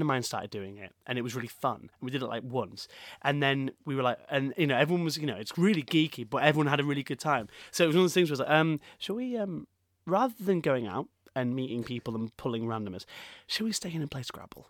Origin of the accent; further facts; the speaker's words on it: Leeds, Yorkshire and the Humber, United Kingdom; Leeds with being, like, my hometown